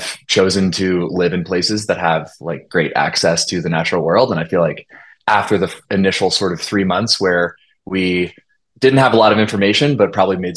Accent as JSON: {"language": "English", "town": "Olympia", "region": "Washington", "country": "United States", "tie": "born or raised there", "said": "I grew up in Olympia, Washington"}